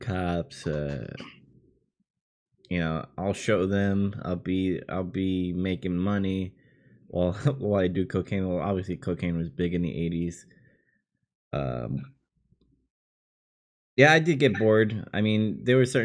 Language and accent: English; New York City, New York, United States; my hometown in Queens